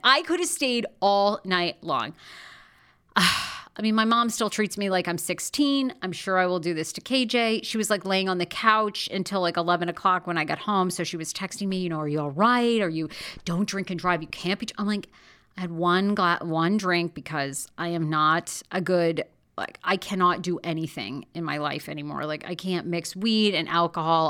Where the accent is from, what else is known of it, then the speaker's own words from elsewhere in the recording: Rangeley, Maine, United States; now in Los Angeles, United States; I grew up in Maine. Born and raised, I was born in this tiny town called Rangeley, Maine, in northern, um, northern Maine.